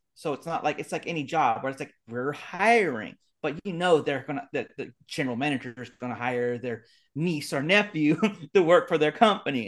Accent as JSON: {"language": "English", "area": "Bay Area", "region": "California", "country": "United States", "tie": "born or raised there", "said": "I grew up in the Bay Area"}